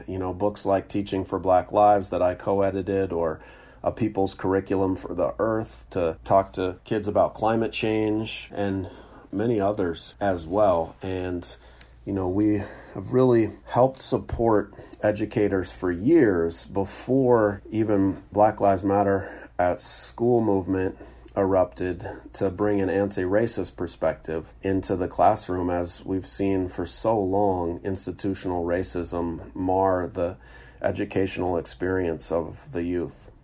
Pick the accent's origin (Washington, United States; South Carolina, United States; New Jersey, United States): Washington, United States; Seattle; moved away as an adult; moving back to my hometown of Seattle